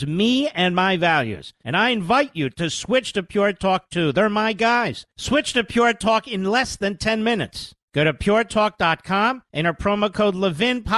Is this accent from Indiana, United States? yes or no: no; Pennsylvania, United States; My home state of Pennsylvania